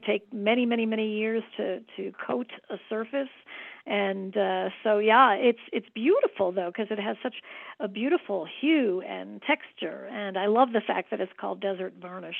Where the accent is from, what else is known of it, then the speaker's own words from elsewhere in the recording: Midwest, United States; now in Santa Fe, United States; I'm a Midwesterner, you know, born and bred